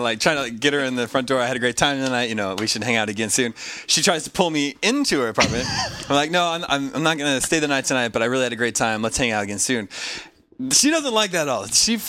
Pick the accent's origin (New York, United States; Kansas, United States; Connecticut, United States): Kansas, United States; I am from Kansas.